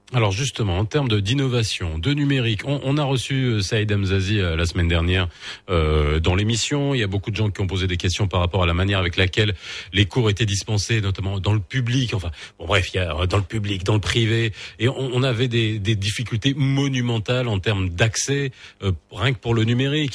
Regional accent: Morocco; chez nous au Maroc

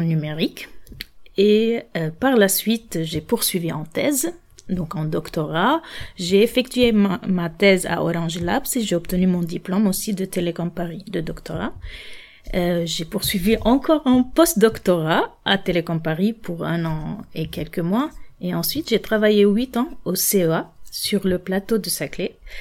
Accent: Lebanon; moved away as an adult; now in France; je suis libanaise et française par naturalisation. Donc, moi, mon diplôme euh, d'ingénieur, je l'ai obtenu au Liban

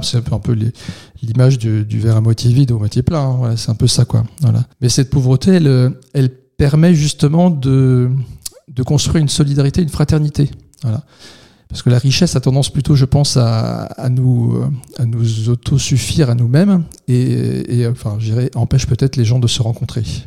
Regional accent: Vendeuvre-sur-Barse, Grand Est, France; also born or lived in Reims; Vendœuvre, là où j'ai grandi

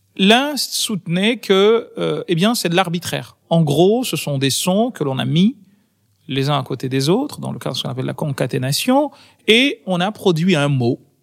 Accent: Comoros; now in France; mon pays a été une colonie française et mon pays d'origine a été une colonie française

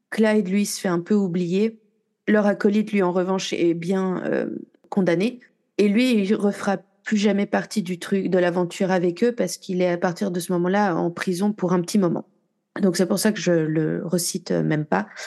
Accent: Marseille, Provence-Alpes-Côte d'Azur, France; comme quoi je suis marseillaise.

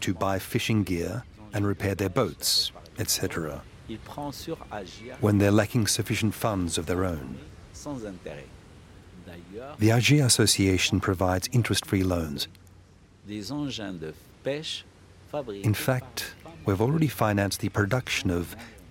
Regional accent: Fez, Fès-Meknès, Morocco; moved away as an adult; also born or lived in Al Hoceima, Morocco; I was born in Fez, but discovered Al Hosseima National Park in 1987, when I was posted as an earth life science professor

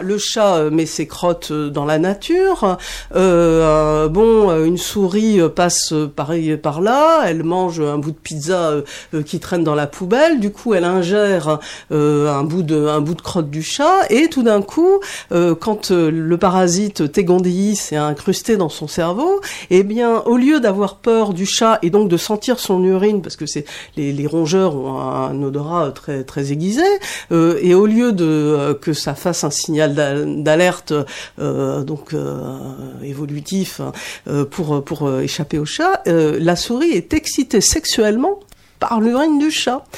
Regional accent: Paris, Île-de-France, France; je suis parisienne

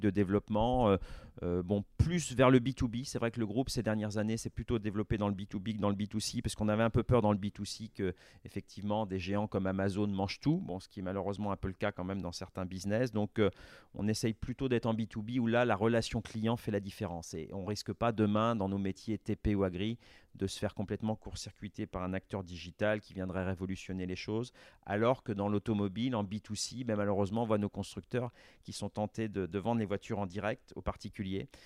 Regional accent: La Roche-sur-Yon, Pays de la Loire, France; also born or lived in Rennes; je suis originaire de Vendée, je suis né à La Roche-sur-Yon, comme mon père l'a été

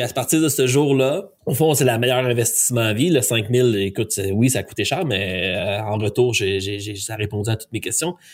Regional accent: Quebec, Canada; ils savent que je suis un Canadien, ils savent que je suis un Québécois

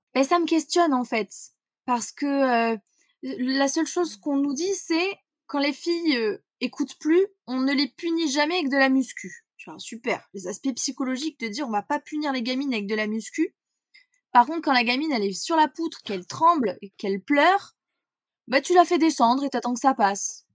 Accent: Corrèze, Nouvelle-Aquitaine, France; Je suis née en Corrèze, petit euh, petit département à peu près vers le centre de la France. J'y ai grandi

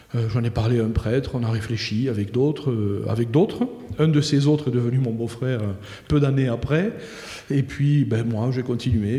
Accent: Comminges, Occitania, France; also born or lived in Toulouse; je, viens de là, j'ai grandi euh, dans une famille

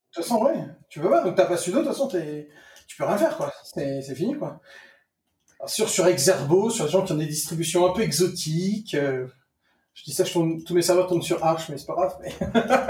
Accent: France; moved away; je suis un Français expatrié

